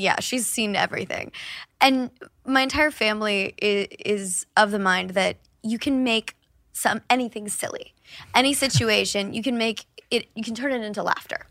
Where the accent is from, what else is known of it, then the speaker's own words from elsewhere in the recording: Kansas City, United States; growing up in Kansas City all happened at my grandparents' house